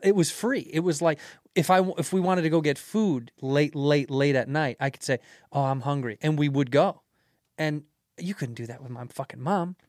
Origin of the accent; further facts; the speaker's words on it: Chicago, Illinois, United States; moved away as an adult; now in New York, United States; I grew up in Chicago in the Jordan era